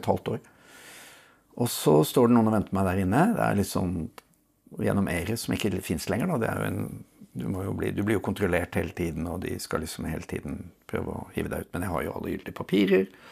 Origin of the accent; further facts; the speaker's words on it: Oslo, Norway; Jeg vokste opp på Lambertseter.